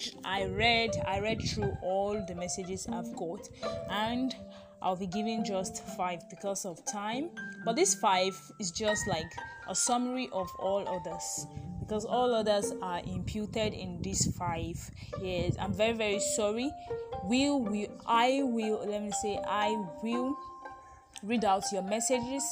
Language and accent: English; Nigeria